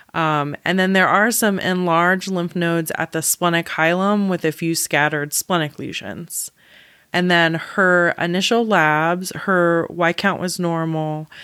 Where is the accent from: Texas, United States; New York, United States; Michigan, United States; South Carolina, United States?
South Carolina, United States; I am from South Carolina